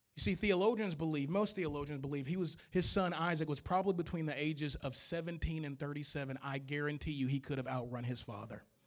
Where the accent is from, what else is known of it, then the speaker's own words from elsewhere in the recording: Louisiana, United States; I'm from Louisiana